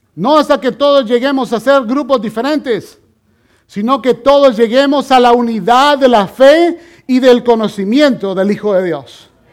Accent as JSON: {"language": "Spanish", "country": "El Salvador", "moved": "yes", "said": "yo he perdido varias de mis conexiones con mis familiares en mi país, en El Salvador"}